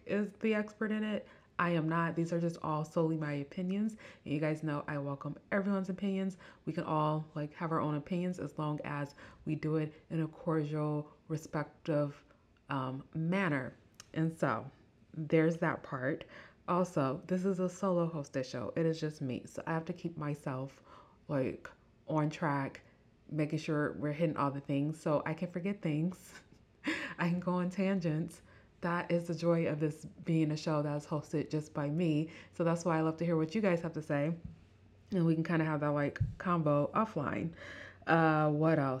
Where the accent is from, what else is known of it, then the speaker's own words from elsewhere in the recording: Midwest, United States; accent: Midwestern; my Midwestern accent